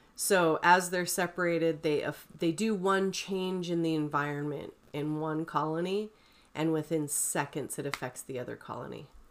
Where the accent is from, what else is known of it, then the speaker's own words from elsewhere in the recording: St. George, Utah, United States; I grew up in Saint George